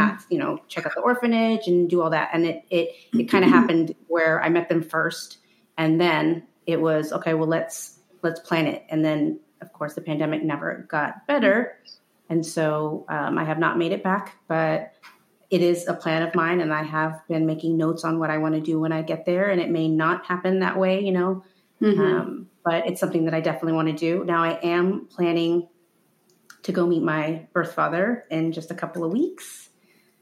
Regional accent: Houston, Texas, United States; also born or lived in Quito, Ecuador / Trinidad and Tobago; I grew up in Houston

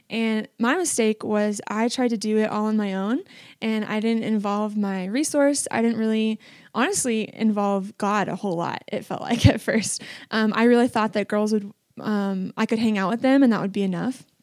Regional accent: Washington, United States; So I came from Washington State and I didn't know anyone except for one person, McKinley Gunzel, and her little sister was one of my best friends growing up.

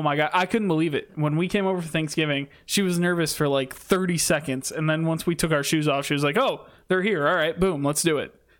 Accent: Michigan, United States; Growing up in Michigan, you just love the Red Wings

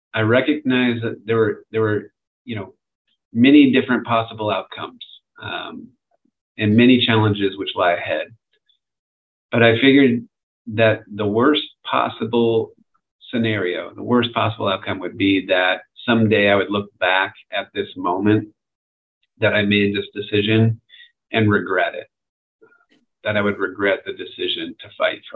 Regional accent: near the Redwoods in California, United States; I grew up near the Redwoods in California.

